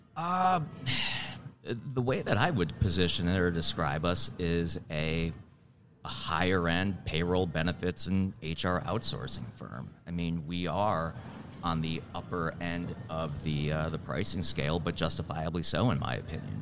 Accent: Milwaukee, Wisconsin, United States; also born or lived in Twin Cities, Minnesota; now in Charlotte, United States; I'm from Milwaukee originally

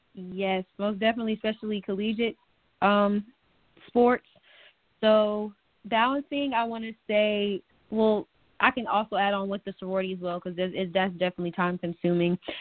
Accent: Gaithersburg, Maryland, United States; moved away as an adult; also born or lived in North Carolina; I am a Maryland native. I grew up in Gaithersburg, Maryland

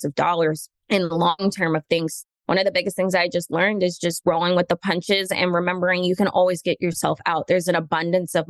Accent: Orlando, Florida, United States; I grew up in Orlando, Florida, born and raised.

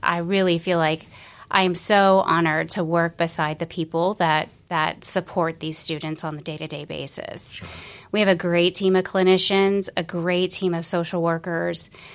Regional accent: Florida, United States; moved away as an adult; also born or lived in Colorado; originally I was from Florida

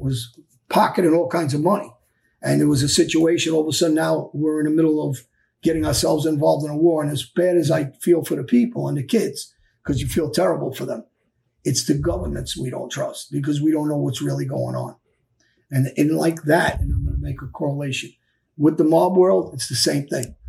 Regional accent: New York City, New York, United States; kids from my neighborhood, we grew up on Jamaica Avenue, East New York, South Jamaica

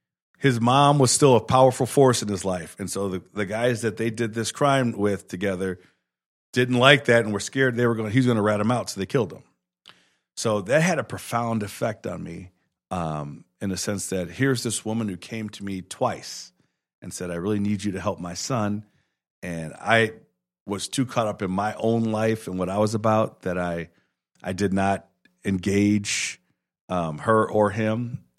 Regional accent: Chicago, Illinois, United States; now in Milwaukee, United States; I'm from Chicago, man.

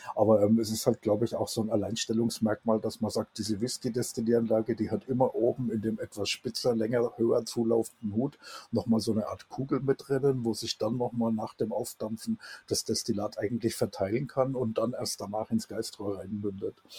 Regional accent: Germany; wir als Deutsche

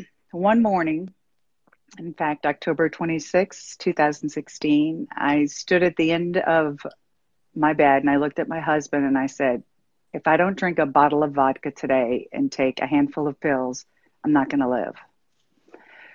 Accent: New Orleans, Louisiana, United States; I'm from New Orleans and I grew up in this nuclear family

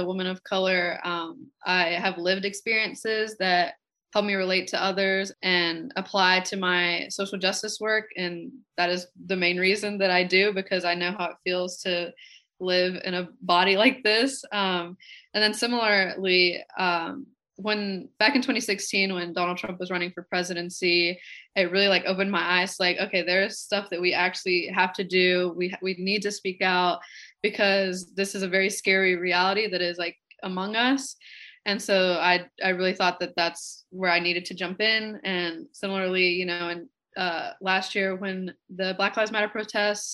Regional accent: Dominican Republic; now in Asheville, United States; I'm an immigrant from the Dominican Republic

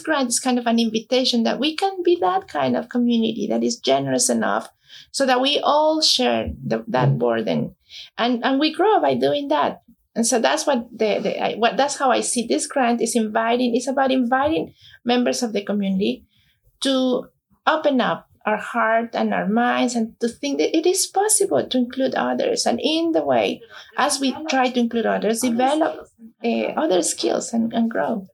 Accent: Mexico; moved away as an adult; now in New Jersey, United States; I was born in Mexico, came here in 2004.

